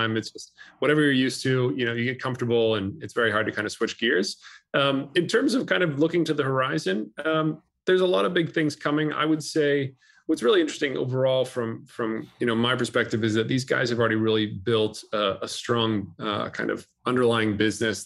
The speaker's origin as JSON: {"language": "English", "region": "California", "country": "United States", "tie": "born or raised there", "said": "my home state of California"}